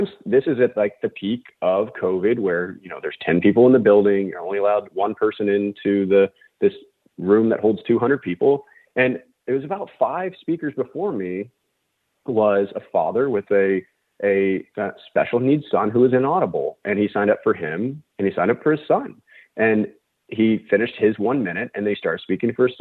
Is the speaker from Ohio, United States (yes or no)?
no; Loudoun County, Virginia, United States; moved away as an adult; also born or lived in New York City; I grew up in Loudoun County